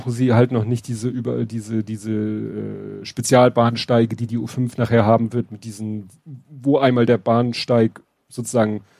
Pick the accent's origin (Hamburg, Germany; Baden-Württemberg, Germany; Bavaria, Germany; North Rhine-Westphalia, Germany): Hamburg, Germany; Ja, wo ich auch noch stolz wieder bin auf meine Heimatstadt, weil das ist auch, das ist wieder so eine, so eine Kleinigkeit, aber dass daran gedacht wurde, hat mich komplett überrascht.